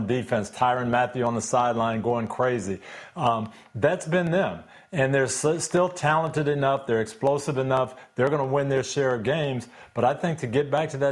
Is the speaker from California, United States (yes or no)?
no; Jackson, Michigan, United States; I grew up in Jackson, Michigan